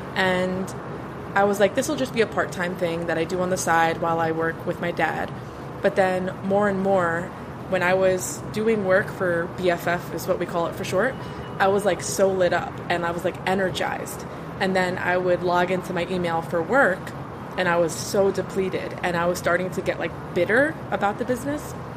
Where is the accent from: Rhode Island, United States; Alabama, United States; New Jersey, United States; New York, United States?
New Jersey, United States; now in Florida, United States; I live in Florida now, but I, I'm from Jersey